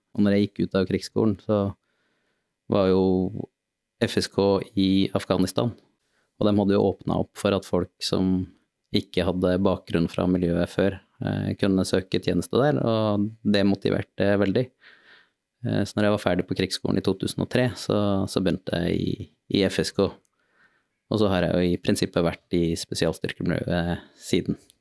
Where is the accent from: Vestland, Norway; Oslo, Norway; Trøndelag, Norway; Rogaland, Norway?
Trøndelag, Norway; Trondheim; jeg er født og oppvokst i Trondheim